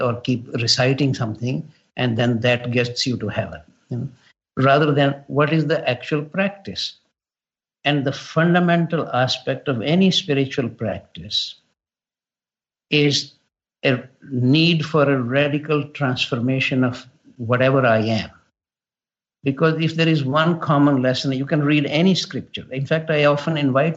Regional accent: India; now in Canada; growing up in India

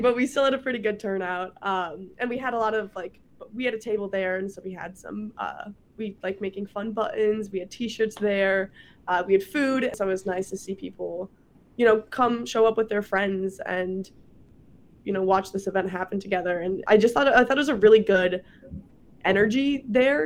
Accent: Prior Lake, Minnesota, United States; moved away as an adult; now in Wisconsin, United States; I'm from Minnesota

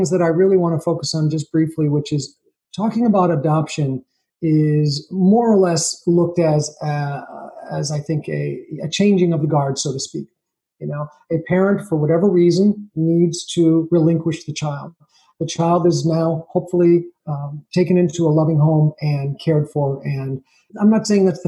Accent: Schenectady, New York, United States; But I was born in New York in a place called Schenectady, New York, which is upstate near Albany, the capital

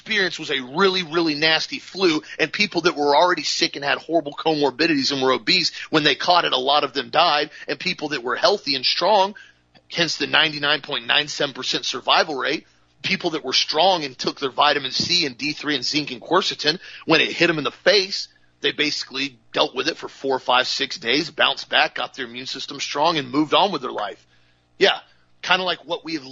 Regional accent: Florida, United States; I'm from Florida

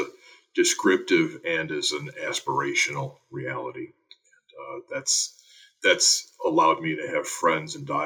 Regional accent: Joliet, Illinois, United States; I grew up in Joliet, Illinois.

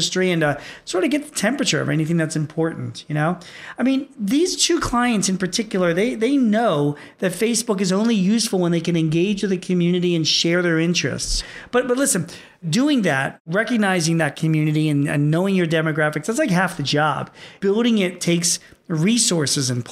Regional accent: Philadelphia, Pennsylvania, United States; here in my hometown of Philadelphia

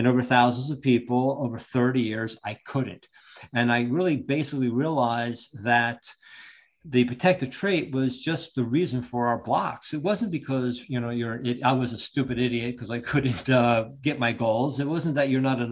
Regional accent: Long Branch, New Jersey, United States; also born or lived in Ocean Township, New Jersey; I originally grew up in Long Branch.

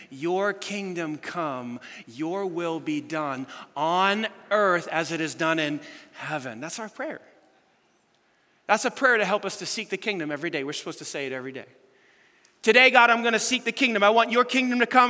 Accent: United States; we Americans

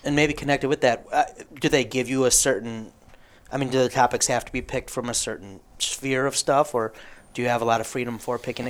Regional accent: Livonia, Michigan, United States; I went to Livonia Franklin

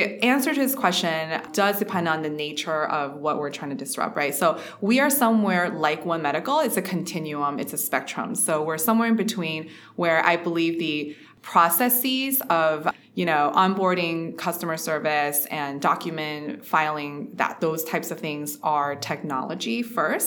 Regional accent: Ohio, United States; also born or lived in Shanghai, China; I was born in Shanghai, actually, to parents that are both computer engineers. And I moved to the US because my father was pursuing a math PhD in computer science, actually. So we moved here into Ohio. So I grew up in Ohio

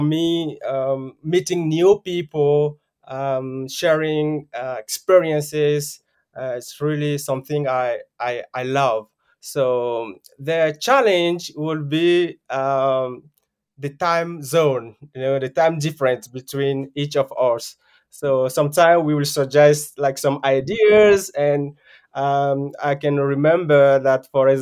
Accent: Benin; moved away as an adult; now in Japan; from Benin, a small country in West Africa

